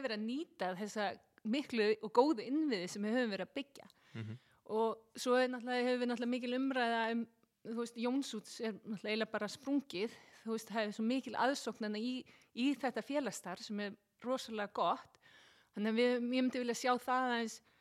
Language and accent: Icelandic; Seltjarnarnes, Capital Region, Iceland; Ég er alveg upp á Seltíðanesi